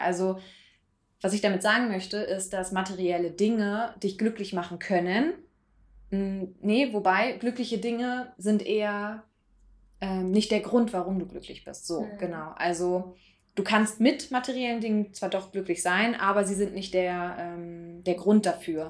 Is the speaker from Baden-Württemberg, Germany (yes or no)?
no; Berlin, Germany; moved away; ich komme ja ursprünglich aus Berlin und meine Eltern wohnen eben in der Nähe von Tegel